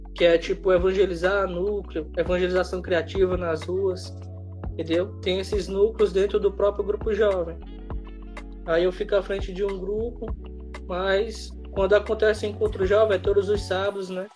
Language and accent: Portuguese; Sobral, Ceará, Brazil; also born or lived in Fortaleza; eu me criei aqui em Sobral